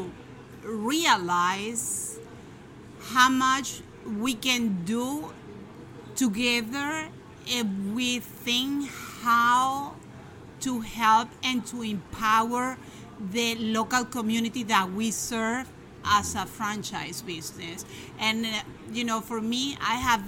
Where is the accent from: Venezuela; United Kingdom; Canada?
Venezuela; moved away as an adult; now in Miami, United States; I'm from Venezuela. I have 20 years living here in the United States, specifically here in Miami.